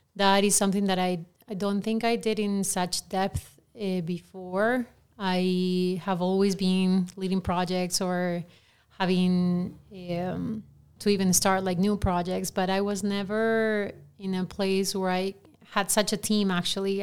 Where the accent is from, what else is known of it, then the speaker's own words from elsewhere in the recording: Lima, Peru; English is a second language; moved away; I grew up in Lima, Peru, and we're known for not being politically correct